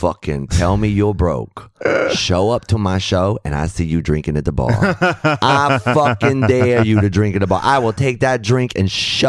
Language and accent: English; Austin, Texas, United States; moved away as an adult; I'm from Austin because that's where I was born.